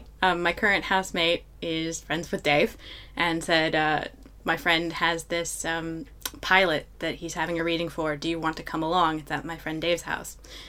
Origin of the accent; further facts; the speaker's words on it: Michigan, United States; My home state of Michigan is a bit of an anomaly because it's two peninsulas that jut out into the Great Lakes.